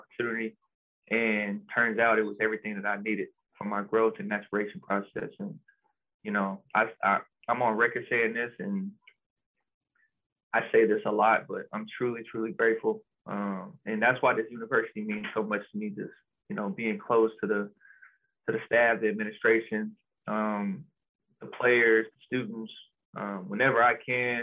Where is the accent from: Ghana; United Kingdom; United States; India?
United States; Austin, Texas; moved away as an adult; also born or lived in Spokane; I'm from Austin